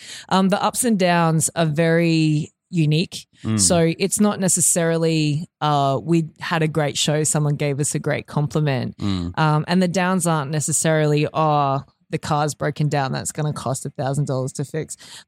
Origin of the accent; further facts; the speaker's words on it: Mount Isa, Queensland, Australia; Well, I grew up in Northwest Queensland in Mount Isa.